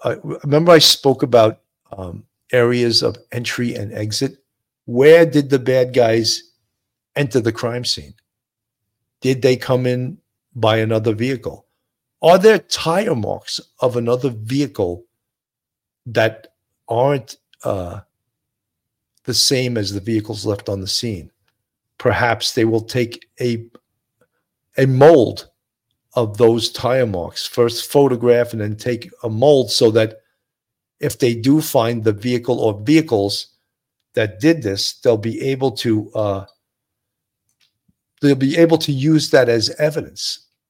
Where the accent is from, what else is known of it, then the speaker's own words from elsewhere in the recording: California, United States; from the North County.